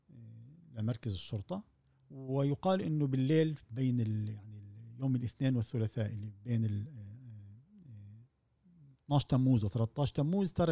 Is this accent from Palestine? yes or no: yes; Palestine; احنا كفلسطينيين وكعرب عامه